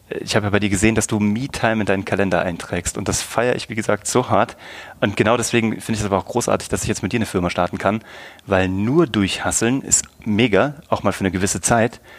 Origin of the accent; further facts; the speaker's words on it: Kassel, Hesse, Germany; now in Munich, Germany; nee, ich komme aus Kassel eigentlich. Ich bin jetzt 38.